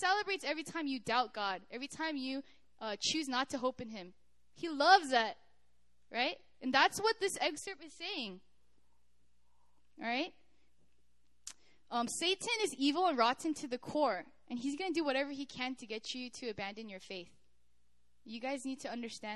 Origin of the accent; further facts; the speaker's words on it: United States; moved away as an adult; also born or lived in Korea; I'm from America